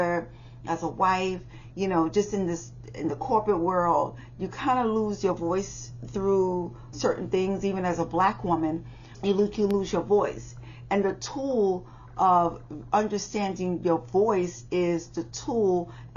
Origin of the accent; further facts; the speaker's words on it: New York City, New York, United States; I'm a girl from the Bronx